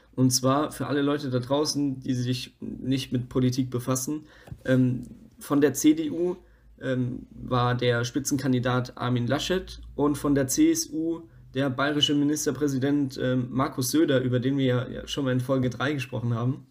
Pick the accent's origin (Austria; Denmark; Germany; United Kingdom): Germany; Bavaria; bei uns heißt es halt einfach Semmel